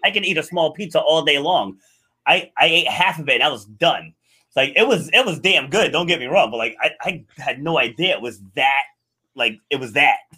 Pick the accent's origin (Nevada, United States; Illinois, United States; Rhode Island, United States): Rhode Island, United States; born or raised there; also born or lived in New York City